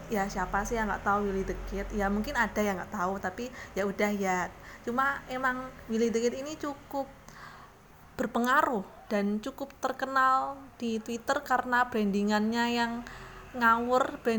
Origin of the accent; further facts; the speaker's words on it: Purworejo, Central Java, Indonesia; kayaknya ini belum dengar di di daerahku di Purworejo sana